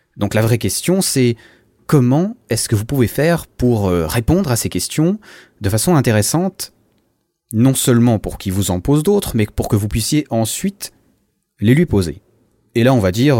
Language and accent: French; Switzerland; Je viens de Suisse, euh, tu sais, le pays des montagnes, le pays des banques, le pays du chocolat